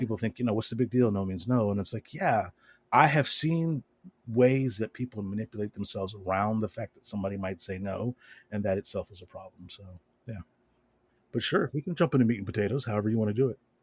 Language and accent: English; the South, United States; I grew up down here in the South